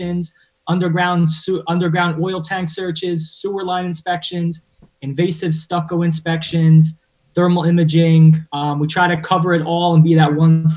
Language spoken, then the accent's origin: English; Woodbridge, New Jersey, United States; moved away as an adult; also born or lived in Mercer County, New Jersey; I grew up in North Jersey, well, North Central Jersey in Woodbridge.